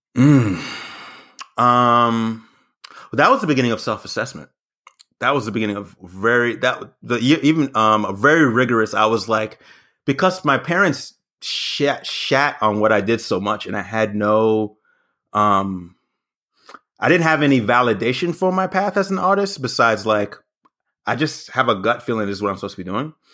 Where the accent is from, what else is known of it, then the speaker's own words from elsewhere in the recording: the South, United States; moved away as an adult; also born or lived in Berwyn, Illinois / New York; I grew up in the South